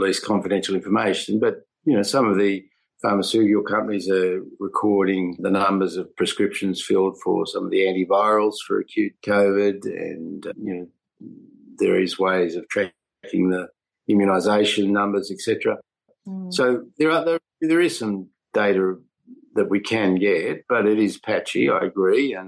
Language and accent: English; New South Wales, Australia; New South Wales, my home state